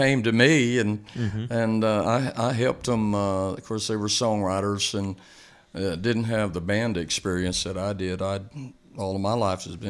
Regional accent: Lubbock, Texas, United States; also born or lived in Austin, Texas; I came from Lubbock, and I played all through high school and through a couple of years at Tech over there

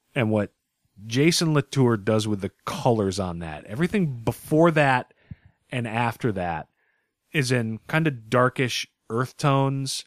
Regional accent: Northeast, United States; we're from the Northeast.

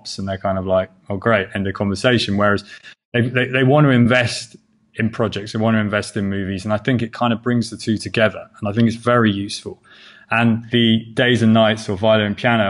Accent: England, United Kingdom; now in United States; I'm English

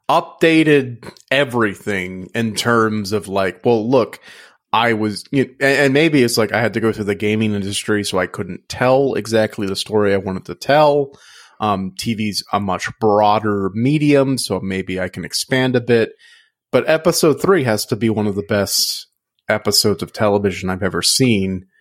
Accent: Louisiana, United States; growing up in Louisiana

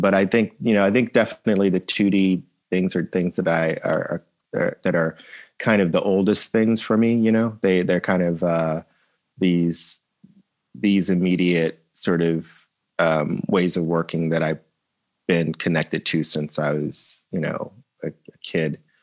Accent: New Jersey, United States; I grew up in South Jersey

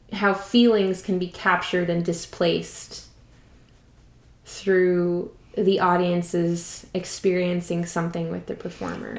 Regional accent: Montreal, Quebec, Canada; moved away; I'm from Montreal originally.

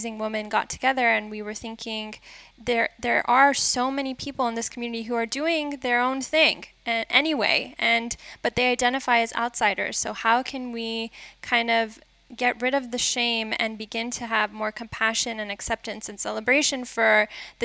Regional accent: Los Angeles, California, United States; moved away as an adult; I was born and raised in LA in this Jewish Iranian community.

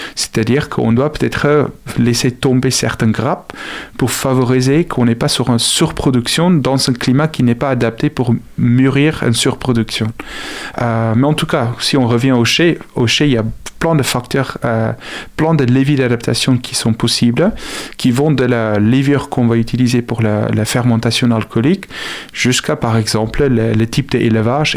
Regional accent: South Africa; French is a second language; now in Angers, France; Je suis originaire d'Afrique du Sud

